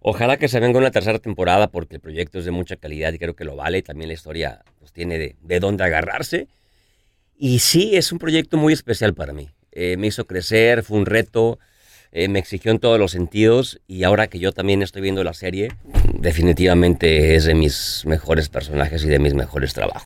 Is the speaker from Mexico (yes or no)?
yes; Guadalajara, Jalisco, Mexico; yo soy de Guadalajara